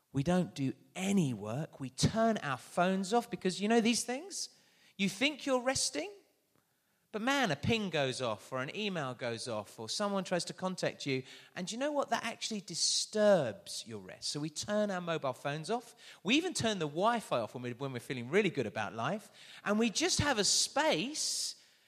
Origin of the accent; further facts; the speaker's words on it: London, United Kingdom; I am from London.